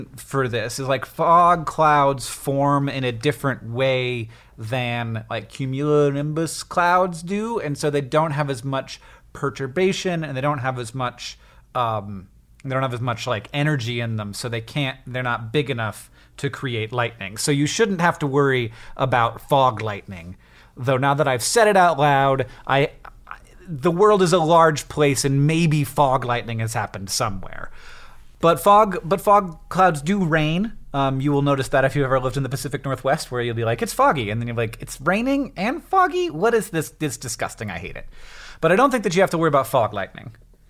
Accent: Netherlands; About half of our clients are Dutch, I'm from the Netherlands

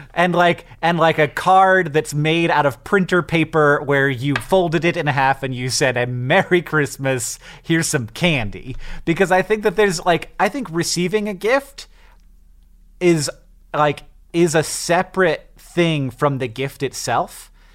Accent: Florida, United States; now in Montana, United States; I grew up in Florida and then I moved to Montana

